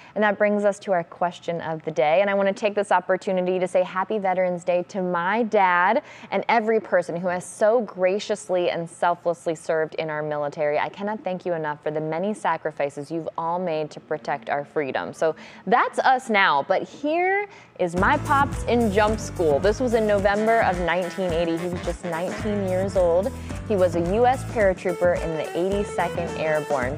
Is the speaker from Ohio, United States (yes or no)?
yes; Jackson High School area, Ohio, United States; born or raised there; now in Cleveland, United States